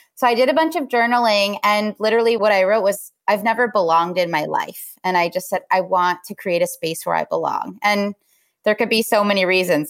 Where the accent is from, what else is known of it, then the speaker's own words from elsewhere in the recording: Los Angeles, California, United States; I grew up in Los Angeles